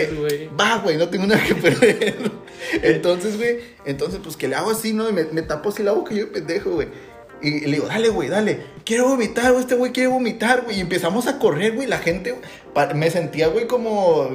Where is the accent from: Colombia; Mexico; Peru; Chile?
Mexico; los mexicanos sabemos cómo divertirnos